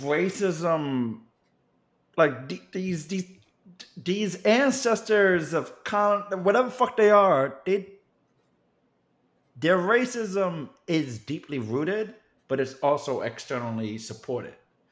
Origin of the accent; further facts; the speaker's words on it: New York City, New York, United States; I actually count it as a deep blessing of my existence that I grew up in the Bronx. Bronx was very much mixed race